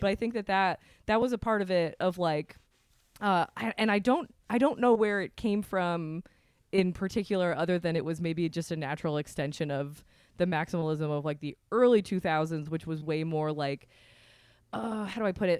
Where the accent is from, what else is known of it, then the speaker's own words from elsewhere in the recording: Vermont, United States; I'm from Vermont